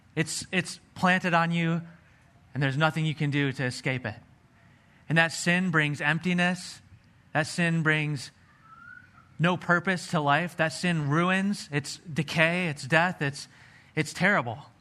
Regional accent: Pennsylvania, United States; I was growing up in Pennsylvania.

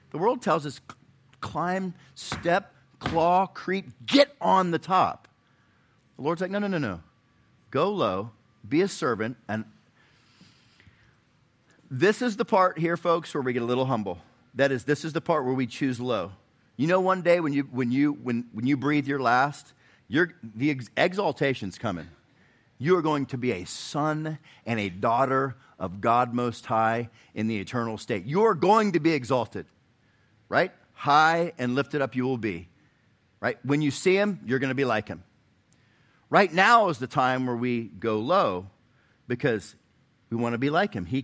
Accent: Chattanooga, Tennessee, United States; I'm from Chattanooga, but we, we stayed in Nashville last night.

